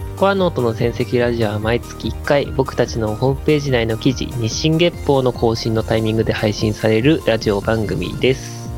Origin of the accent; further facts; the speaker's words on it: Tohoku, Japan; 私、東北の人間